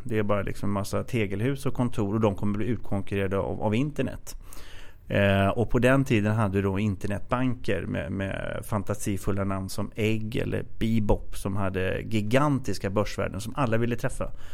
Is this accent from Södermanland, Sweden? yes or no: yes; Katrineholm, Södermanland, Sweden; moved away as an adult; now in Stockholm, Sweden; Jag kommer från eh, Katrineholm som är en typisk arbetarkommun och sen flyttade jag upp till eh, Stockholm i 20-årsåldern